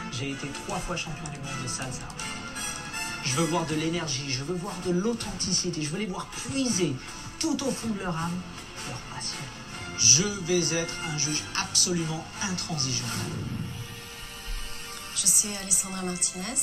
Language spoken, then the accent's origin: French; Canada; Vous ne l'avez peut-être pas remarqué, mais je suis Canadien.